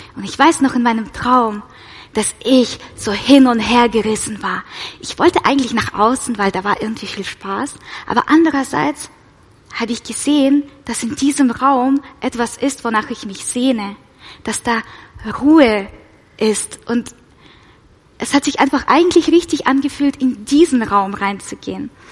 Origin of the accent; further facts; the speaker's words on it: Russia; moved away; ich komme ja aus Russland, falls es jemand nicht weiß. Genau, ich bin mit meiner Mama in Russland ähm, in die orthodoxe Kirche